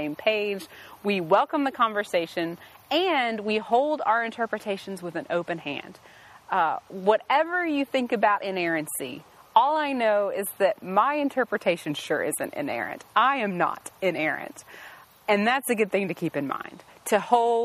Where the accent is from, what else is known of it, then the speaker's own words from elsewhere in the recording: United States; I cannot stop being an American